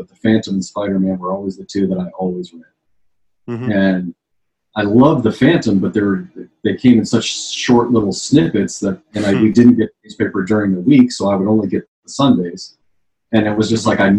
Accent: Washington, District of Columbia, United States; moved away; I was born and raised in Washington, D.C., which is a great place if you want to be a politician or a drug dealer. I aspired to neither, so I got out as soon as I could.

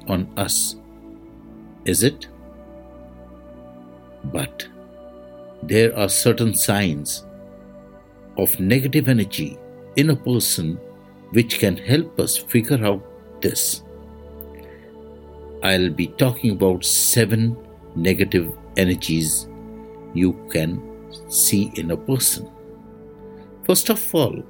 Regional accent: India; I am the Indian monk

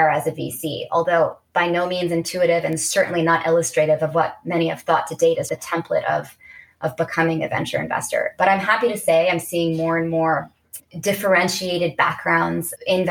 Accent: Bay Area, California, United States; I grew up in the Bay Area

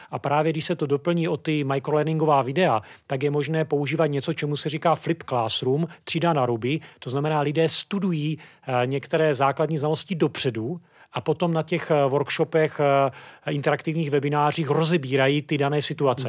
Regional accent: Brno, South Moravian Region, Czechia; Já jsem původem Brňák

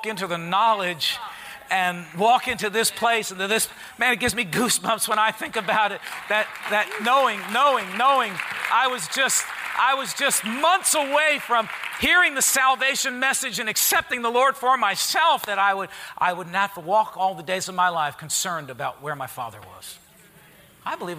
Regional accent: Harrison, United States; I grew up in Harrison, at the St. Gregory's Church

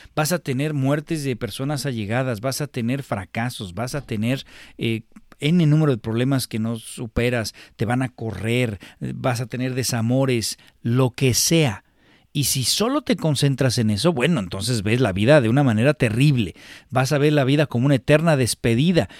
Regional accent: Mexico; para nosotros como mexicanos

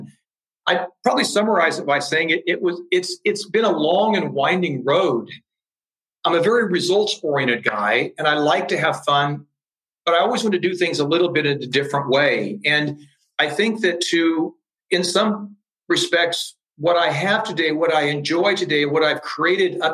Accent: Iowa, United States; also born or lived in California; now in Munich, Germany; I'm originally from Iowa.

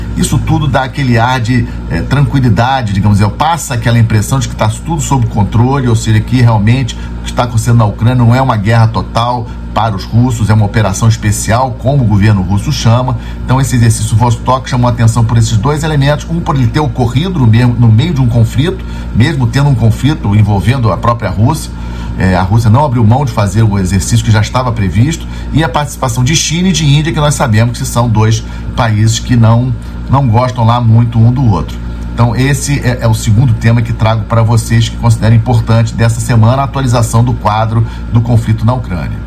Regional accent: Brazil; como brasileiros, temos que ter orgulho de sermos brasileiros

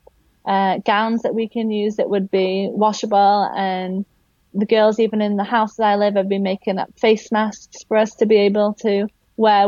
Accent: Yorkshire and the Humber, United Kingdom; moved away as an adult; now in Philippines; I'm from West Yorkshire originally

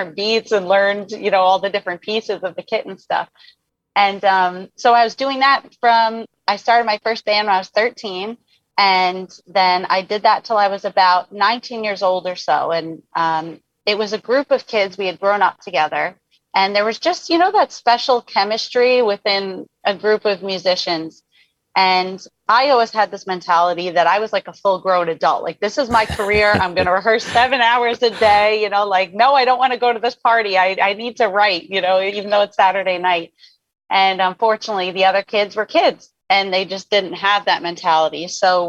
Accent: New York, United States; as a New Yorker

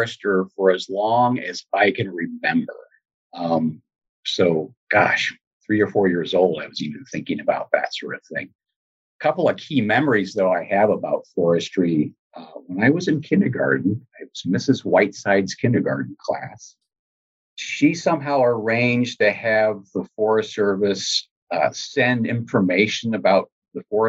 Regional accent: Columbia, Missouri, United States; growing up here in Missouri, I grew up here in Columbia, where I'm located now.

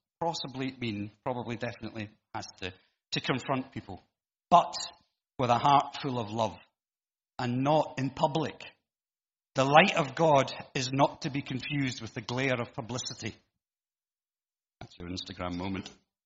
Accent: Glasgow, Scotland, United Kingdom; growing up in Glasgow

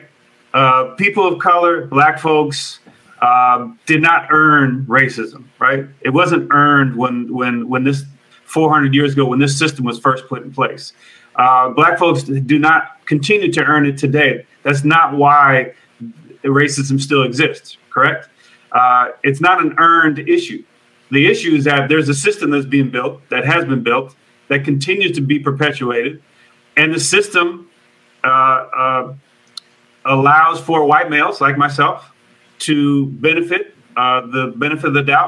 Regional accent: Oakland, California, United States; I grew up in Oakland, California

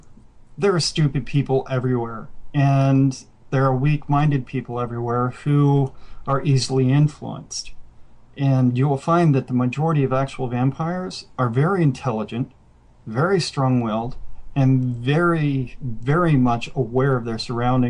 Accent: Mississippi, United States; It's like when I was 13, I spent some time growing up in Mississippi. I've moved all over the place as a kid.

